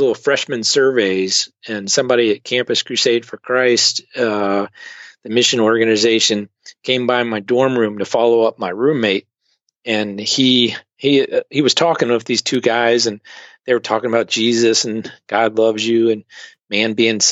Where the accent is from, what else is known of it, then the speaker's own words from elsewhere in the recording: Richmond, Virginia, United States; moved away as an adult; also born or lived in Delaware / Russia / China / Singapore; now in Rochester, United States; I grew up in Richmond, Virginia, but a non-church family